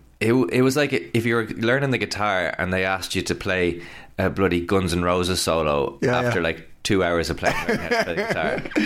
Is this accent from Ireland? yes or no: yes; Ireland; as an Irish person